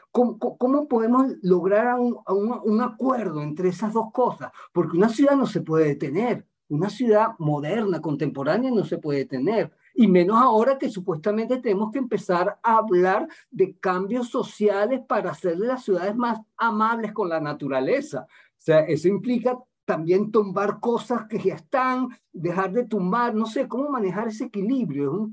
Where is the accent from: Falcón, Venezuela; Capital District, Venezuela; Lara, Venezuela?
Capital District, Venezuela; Caracas; soy caraqueño también y, y aquí en Caracas